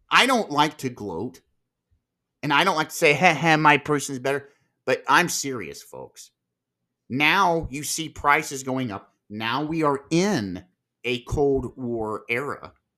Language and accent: English; Marion, Ohio, United States; my hometown here in Marion, Ohio